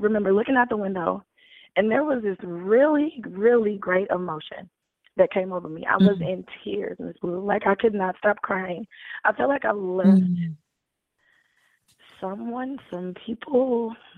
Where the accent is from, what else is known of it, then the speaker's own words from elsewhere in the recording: United States; I'm from the United States.